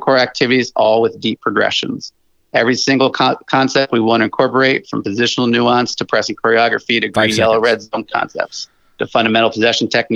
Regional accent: New Jersey, United States; moved away as an adult; now in upstate New York, United States; I was born and raised in New Jersey for 30 years, but I now reside in upstate New York

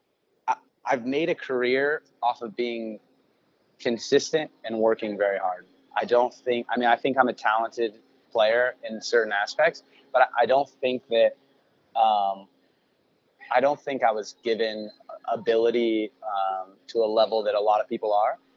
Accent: Sacramento, California, United States; also born or lived in Elk Grove; growing up in Sacramento

